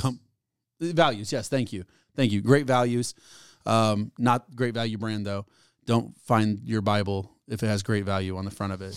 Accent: United States; I'm an American

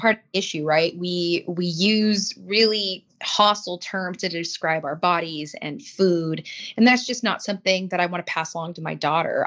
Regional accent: Los Angeles, California, United States; I grew up in Los Angeles, you know, I grew up in the San Fernando Valley, Hollywood

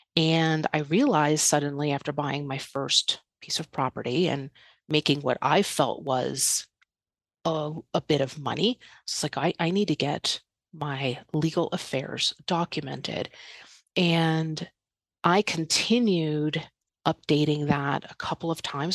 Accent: outside New York City, United States; moved away as an adult; also born or lived in Los Angeles; I was born and raised outside New York City

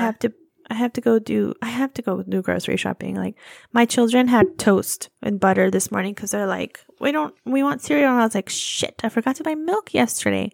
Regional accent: California, United States; I'm from California

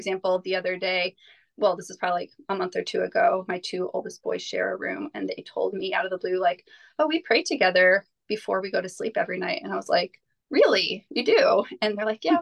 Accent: United States; as an American homeschooling mom of five

